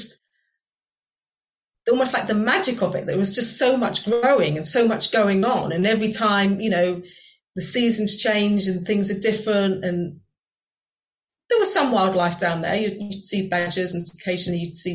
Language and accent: English; Virginia Water, South East England, United Kingdom; moved away as an adult; now in Sheffield, United Kingdom; when I go back to where I grew up in Virginia Water and I walk around the woods in Virginia Water where I grew up in southern England